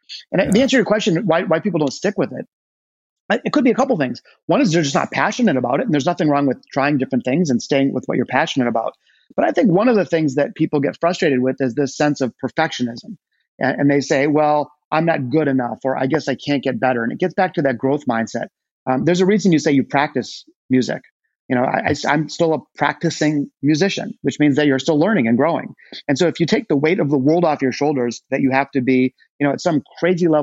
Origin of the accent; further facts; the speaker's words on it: Detroit, Michigan, United States; There is a deep, deep connection for me and my hometown of Detroit. I was born in the city, not the suburbs, as were both my parents and my grandparents